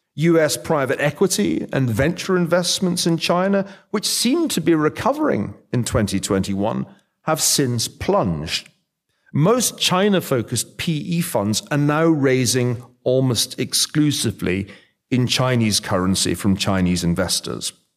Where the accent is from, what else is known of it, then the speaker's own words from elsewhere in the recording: Scotland, United Kingdom; I'm from Scotland.